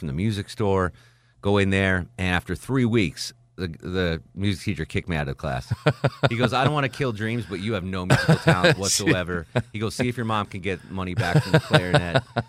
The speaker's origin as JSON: {"language": "English", "region": "Connecticut", "country": "United States", "tie": "born or raised there", "moved": "yes", "said": "where I grew up in Connecticut"}